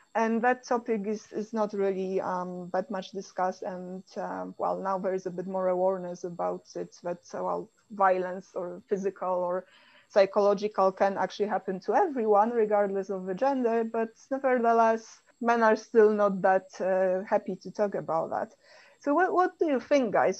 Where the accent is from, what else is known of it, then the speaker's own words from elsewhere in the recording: Poland; I come from Poland